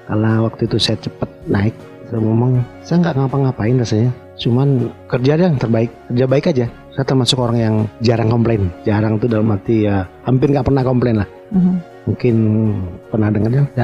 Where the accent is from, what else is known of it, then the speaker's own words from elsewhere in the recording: Surakarta, Central Java, Indonesia; numpang lahir, besar kami itu bukan besar, masa kecil kami itu di Solo. Saya sulung dari lima bersaudara.